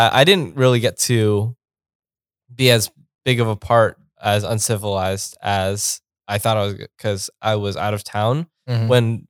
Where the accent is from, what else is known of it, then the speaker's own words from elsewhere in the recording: Las Vegas, Nevada, United States; I'm from Vegas.